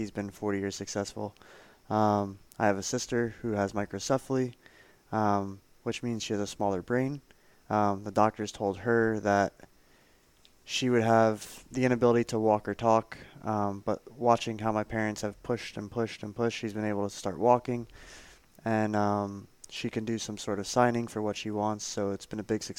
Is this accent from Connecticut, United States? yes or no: no; Boca Raton, Florida, United States; I grew up in Boca del Rey